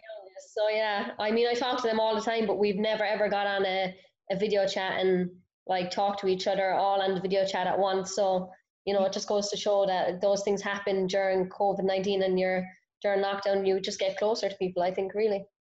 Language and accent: English; Cork, Munster, Ireland; moved away as an adult; now in Raleigh, United States; I grew up in Cork, small town